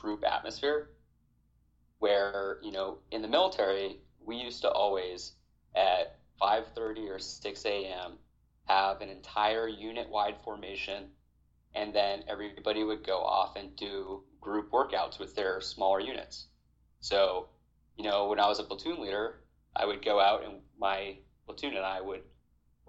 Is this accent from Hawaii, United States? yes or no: yes; Hawaii, United States; moved away as an adult; I was born and raised in Hawaii